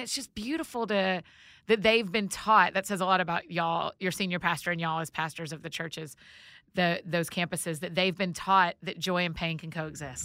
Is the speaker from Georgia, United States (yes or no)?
yes; Georgia, United States; I'm from Georgia